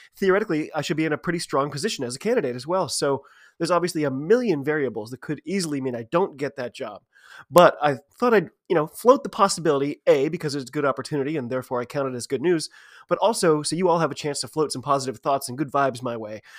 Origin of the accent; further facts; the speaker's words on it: United States; I'm an American rugby fan